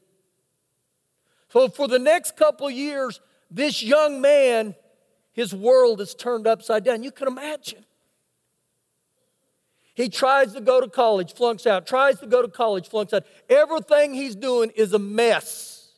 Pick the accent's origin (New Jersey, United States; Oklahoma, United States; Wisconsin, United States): Oklahoma, United States; now in Lubbock, United States; I was born in Oklahoma.